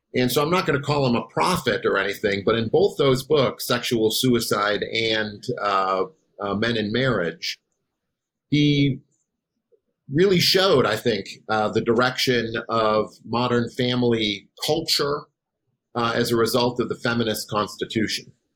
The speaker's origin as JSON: {"language": "English", "region": "Wisconsin", "country": "United States", "also_born_or_lived": "Chicago / Boise / Tallahassee", "moved": "as an adult", "said": "I am from Wisconsin"}